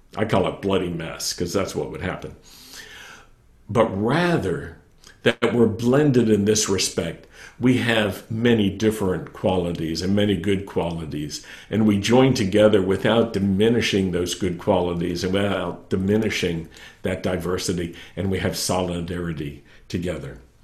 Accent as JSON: {"language": "English", "town": "Roanoke", "region": "Virginia", "country": "United States", "tie": "born or raised there", "said": "I grew up in Virginia I grew up in Roanoke, Virginia"}